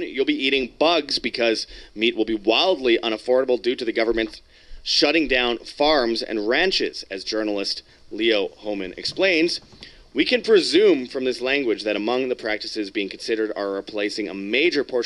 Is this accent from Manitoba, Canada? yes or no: yes; Winnipeg, Manitoba, Canada; Winnipeg, Canada, my hometown